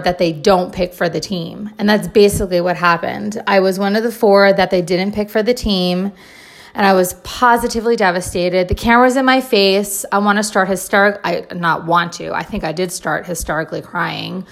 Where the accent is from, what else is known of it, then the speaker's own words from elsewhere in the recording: New Jersey, United States; I'm originally from New Jersey